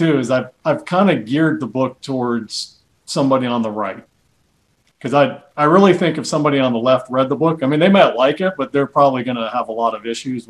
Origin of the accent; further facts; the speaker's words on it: Spartanburg, South Carolina, United States; moved away; I grew up in South Carolina. In Spartanburg, which back in those days was just this little sleepy Southern Baptist town.